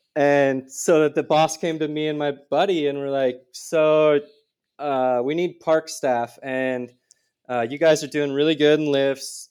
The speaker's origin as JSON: {"language": "English", "area": "just outside of Minneapolis", "region": "Minnesota", "country": "United States", "tie": "born or raised there", "moved": "yes", "said": "I grew up in Minis-, Minnesota, just outside of Minneapolis."}